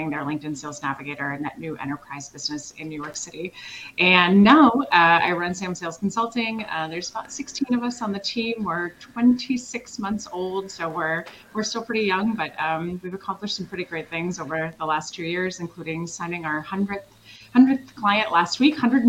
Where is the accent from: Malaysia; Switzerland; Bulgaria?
Switzerland; moved away; I'm European like you are. I'm originally from Switzerland